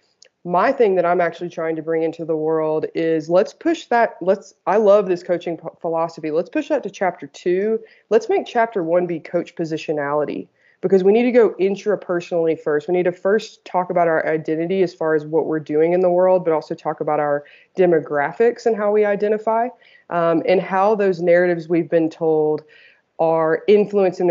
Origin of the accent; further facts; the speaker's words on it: the South, United States; I grew up in the South in the United States in a Southern Baptist religion